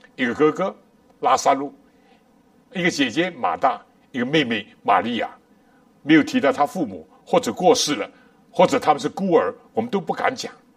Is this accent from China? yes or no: yes; China; 我们中国人